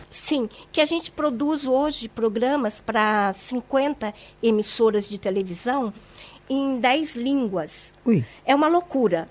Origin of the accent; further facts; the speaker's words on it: São Paulo, Brazil; moved away as an adult; also born or lived in Brasília; now in Jerusalem, Israel; eu sou de São Paulo